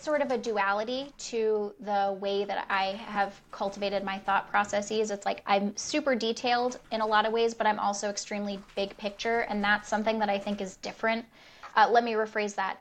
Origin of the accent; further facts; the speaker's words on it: United States; first language English; also born or lived in Rhode Island / Michigan; white woman who was born in the United States. My native language is English